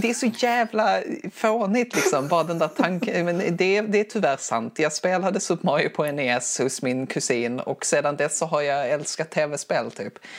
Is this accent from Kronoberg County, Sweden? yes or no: no; Skurup, Skåne, Sweden; accent: Skånska; now in Skara, Sweden; jag, kommer ifrån Skurup i Skåne.